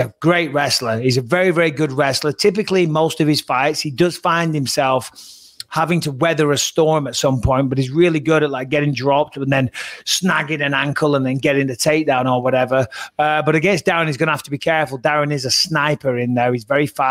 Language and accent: English; England, United Kingdom; we're all British on there, we're all English